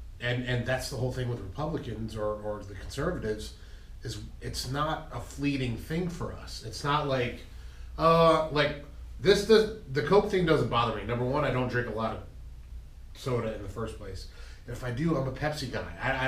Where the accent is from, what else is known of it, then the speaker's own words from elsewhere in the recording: Western New York, United States; From where I'm from in Western New York